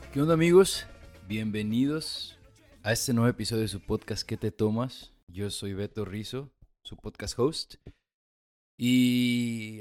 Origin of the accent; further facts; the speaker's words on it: Mexico; moved away; also born or lived in United States / Chile; yo, venía de los Estados Unidos, aunque soy mexicano